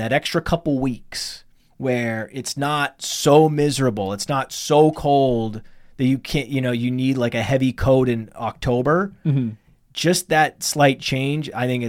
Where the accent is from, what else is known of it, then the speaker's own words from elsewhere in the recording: Millinocket, Maine, United States; When I was growing up in Millinocket, Maine, which is northern Maine